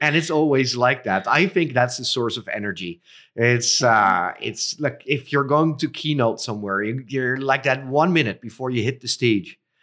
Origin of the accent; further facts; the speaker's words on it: Netherlands; also born or lived in Cambodia; I was born in the Netherlands. I currently reside in the Netherlands